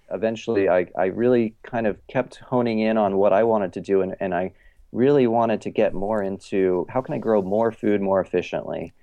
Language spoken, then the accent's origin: English; Eugene, Oregon, United States; also born or lived in Ohio; now in Portland, United States; I'm from Oregon, and I grew up kind of in a, you know, a, like a small hippie college town, Eugene, Oregon